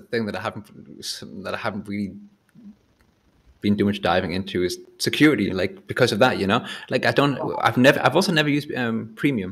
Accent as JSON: {"language": "English", "town": "Whitley Bay", "region": "North East England", "country": "United Kingdom", "moved": "as an adult", "lives_now": "Berlin, Germany", "said": "I'm from Newcastle, so Whitley Bay, and everyone's kind of very friendly and says hello."}